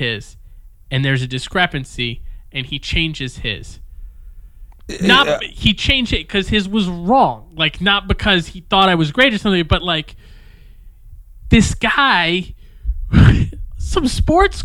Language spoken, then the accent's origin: English; Detroit, Michigan, United States; now in Stockholm, Sweden; I grew up in Detroit in this very urban environment